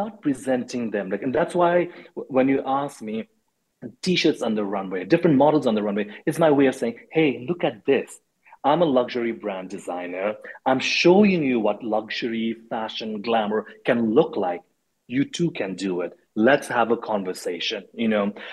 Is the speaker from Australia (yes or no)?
no; Nepal; also born or lived in India; now in United States; I grew up in Nepal and in India.